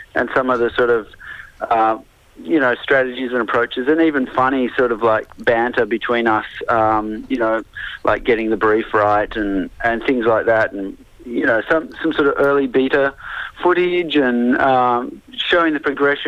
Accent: Sydney, New South Wales, Australia; I've mostly played in Sydney because I'm from Sydney.

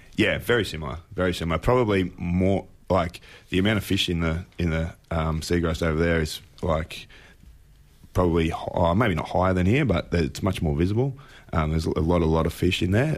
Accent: Apollo Bay, Victoria, Australia; moved away; I'm originally from Apollo Bay. Mum and dad still live there

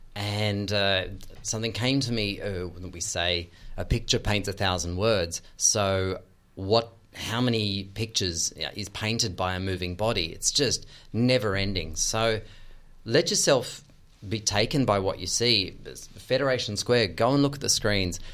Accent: Australia; moved away; as an Australian

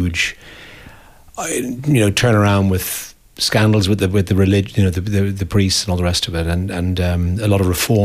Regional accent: Dublin, Leinster, Ireland; moved away as an adult; also born or lived in America / London; I grew up in Dublin and 60s, 70s

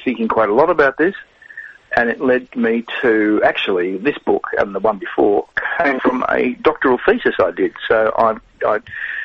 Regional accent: Australia

